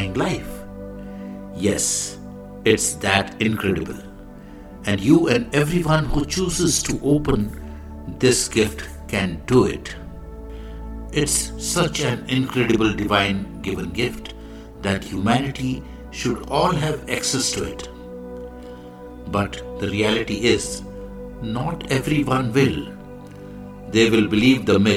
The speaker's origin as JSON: {"language": "English", "country": "India", "said": "I am the Indian monk."}